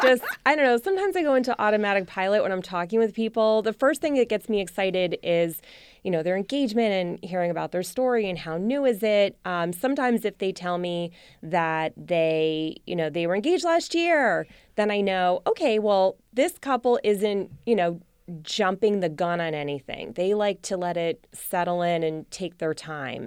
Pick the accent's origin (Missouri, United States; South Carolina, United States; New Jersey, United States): New Jersey, United States; moved away; also born or lived in Rhode Island; I'm from New Jersey and we have big three hundred person weddings